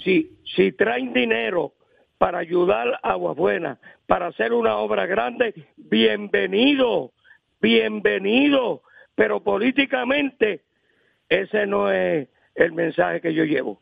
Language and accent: Spanish; Aguas Buenas, Puerto Rico